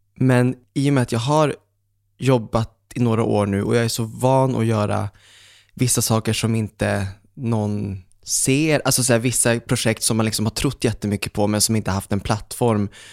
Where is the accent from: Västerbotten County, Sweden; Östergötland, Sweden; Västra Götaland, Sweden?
Västerbotten County, Sweden; Umeå; also born or lived in Fredhäll, Stockholm; now in Stockholm, Sweden; jag var hemma i Umeå minns jag och så satt jag hemma med pappa